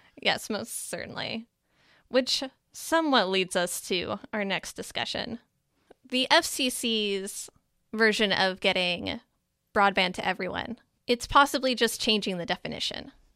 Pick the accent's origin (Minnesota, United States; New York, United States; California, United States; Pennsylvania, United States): Minnesota, United States; I am from Minnesota